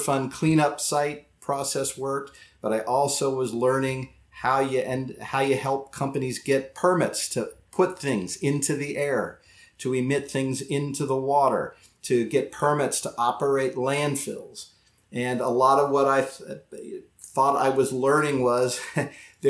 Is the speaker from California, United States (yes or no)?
no; Dayton, Ohio, United States; also born or lived in Sarasota; I grew up in Dayton, Ohio, and this was the early 80s.